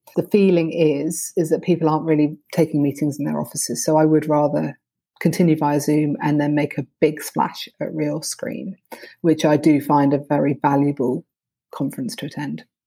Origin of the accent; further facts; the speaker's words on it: United Kingdom; I'm very British about these things